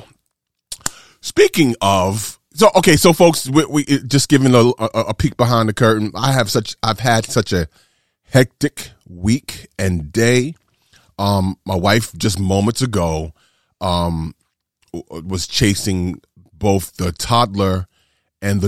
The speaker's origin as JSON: {"language": "English", "town": "New York City", "region": "New York", "country": "United States", "tie": "born or raised there", "also_born_or_lived": "Atlanta / Pittsburgh / Tampa Bay / Chicago", "moved": "as an adult", "said": "Born and raised in New York City, but I spent time in Atlanta"}